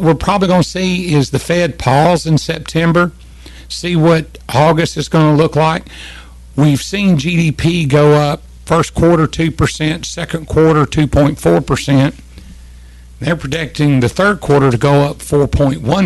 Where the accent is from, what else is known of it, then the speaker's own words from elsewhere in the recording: Kentucky, United States; also born or lived in Mayfield, Kentucky / Brownsville, Tennessee; now in Tennessee, United States; I'm from Kentucky